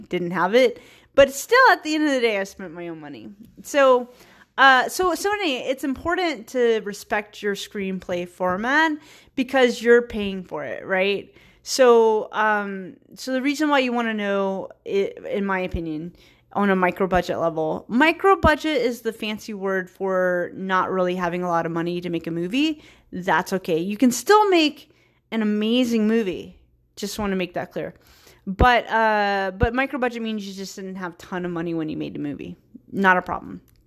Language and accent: English; Virginia, United States; moved away as an adult; also born or lived in Richmond, Virginia; now in San Francisco, United States; I'm a hillbilly from Virginia